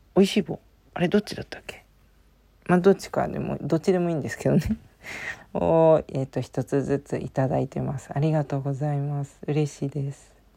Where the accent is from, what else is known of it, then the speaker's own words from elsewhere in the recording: Japan; 私、ジャパンって言ったんですよ